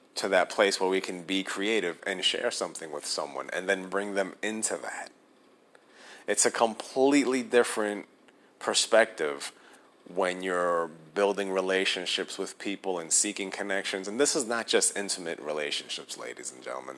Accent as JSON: {"language": "English", "town": "New York City", "region": "New York", "country": "United States", "tie": "born or raised there", "moved": "yes", "lives_now": "New Jersey, United States", "said": "Born and raised in New York City, I currently live in New Jersey."}